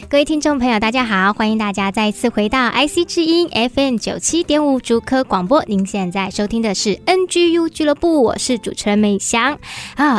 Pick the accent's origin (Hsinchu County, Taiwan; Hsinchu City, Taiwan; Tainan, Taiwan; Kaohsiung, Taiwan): Hsinchu City, Taiwan; Hsinchu; 我也是新竹土生土长